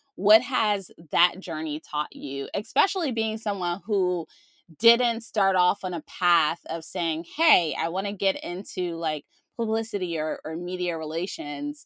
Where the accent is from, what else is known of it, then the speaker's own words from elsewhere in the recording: Maryland, United States; now in California, United States; I'm originally from Maryland